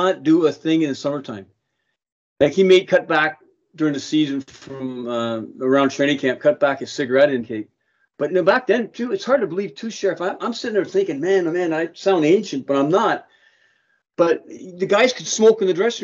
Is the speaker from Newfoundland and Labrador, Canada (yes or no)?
no; Toronto, Ontario, Canada; I was born down in the Lakeshore Mimico, and my parents moved out when I was about 4 or 5 to Markland area, Markland Woods area